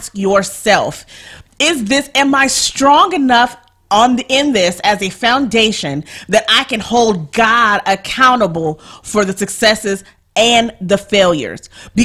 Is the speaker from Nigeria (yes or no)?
yes; Nigeria; I'm Nigerian